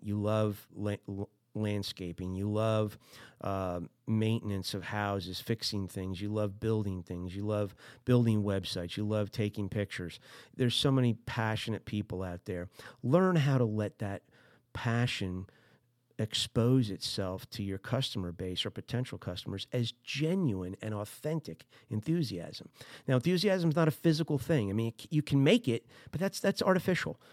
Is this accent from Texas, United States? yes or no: no; New Jersey, United States; I'm from Jersey